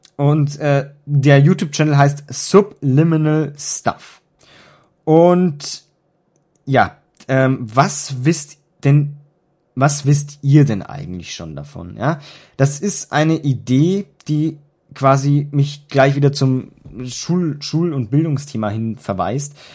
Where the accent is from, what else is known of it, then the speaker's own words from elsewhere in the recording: Germany; bei uns in Deutschland